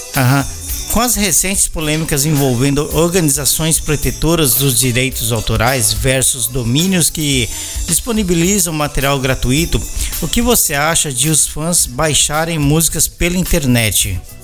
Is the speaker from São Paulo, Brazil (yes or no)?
yes; São Paulo, Brazil; moved away; also born or lived in Belo Horizonte, Brazil; eu sou paulista, mas eu vivi em BH quase oito anos